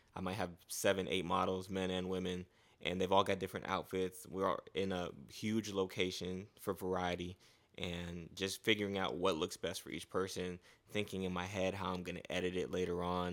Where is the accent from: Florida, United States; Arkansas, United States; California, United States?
Florida, United States; Fort Lauderdale; also born or lived in Gwinnett County, Georgia / Haiti (family); now in Atlanta, United States; I came from South Florida, so I grew up in South Florida, Fort Lauderdale